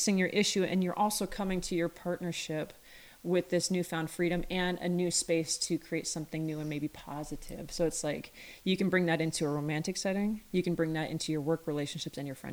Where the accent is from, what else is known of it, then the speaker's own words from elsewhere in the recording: Montana, United States; growing up in Montana